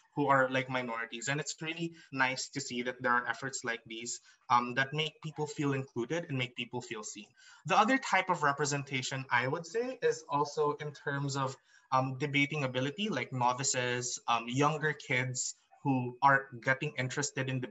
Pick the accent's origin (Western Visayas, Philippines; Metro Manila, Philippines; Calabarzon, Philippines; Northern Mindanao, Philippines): Western Visayas, Philippines; Iloilo City; now in Mindanao, Philippines; I was born in Iloilo. So I grew up in the Visayas circuit